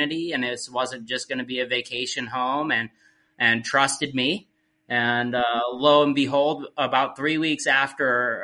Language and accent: English; Midwest, United States; moved away as an adult; also born or lived in Utah; now in Alaska, United States; growing up in the Midwest, my parents were not outdoors people